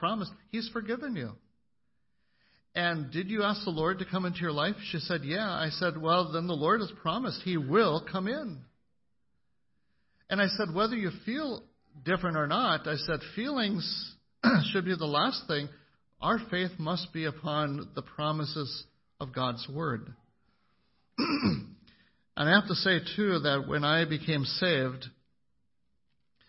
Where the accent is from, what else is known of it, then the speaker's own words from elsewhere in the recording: McIntosh, Minnesota, United States; growing up in McIntosh, Minnesota